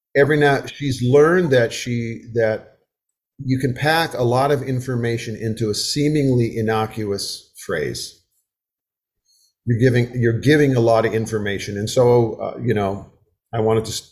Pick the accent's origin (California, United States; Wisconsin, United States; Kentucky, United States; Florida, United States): Wisconsin, United States; moved away as an adult; now in the South, United States; I have lived in the South for 50 years. I was raised in Wisconsin